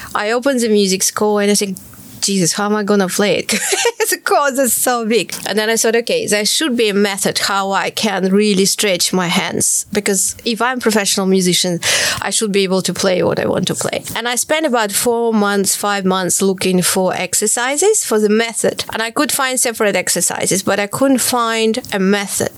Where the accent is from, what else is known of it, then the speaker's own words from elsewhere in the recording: Kharkiv, Kharkiv Oblast, Ukraine; moved away as an adult; now in London, United Kingdom; I was born in Kharkiv, and uh, I started playing when I was four, very early, and uh, I went to music school at the age of six